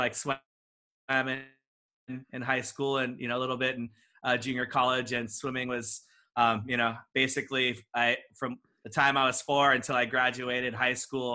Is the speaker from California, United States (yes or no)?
yes; Walnut, California, United States; I grew up inland in a little town called Walnut.